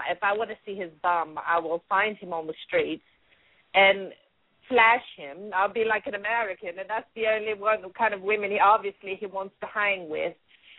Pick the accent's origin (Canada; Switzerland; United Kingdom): United Kingdom; London; Even though I am from London, I know a good football team when I see it.